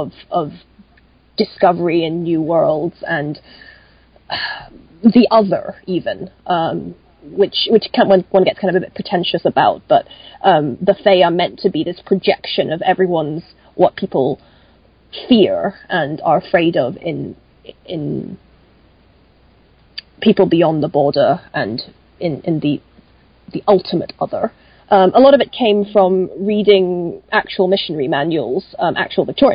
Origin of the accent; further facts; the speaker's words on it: Hong Kong; I grew up in Hong Kong